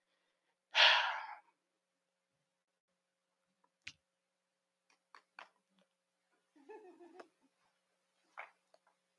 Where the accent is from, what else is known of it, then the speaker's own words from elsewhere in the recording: Gary, Indiana, United States; now in Stafford, United States; I'm from Gary, Indiana